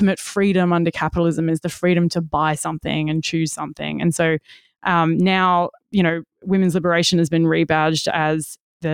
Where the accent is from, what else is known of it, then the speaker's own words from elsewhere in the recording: Western Australia, Australia; I'm from Western Australia